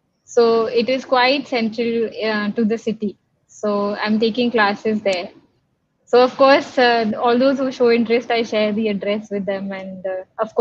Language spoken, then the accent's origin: English; Lucknow, Uttar Pradesh, India; also born or lived in London / New Delhi / Chennai; I am from Lucknow, and before I became a Hatha Yoga teacher, I used to work as a fashion designer.